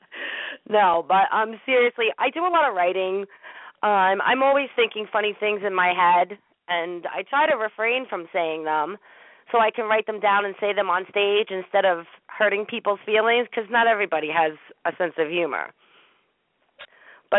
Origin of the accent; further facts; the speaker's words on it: New York City, New York, United States; also born or lived in Long Island / Queens / Brooklyn; I was raised in New York City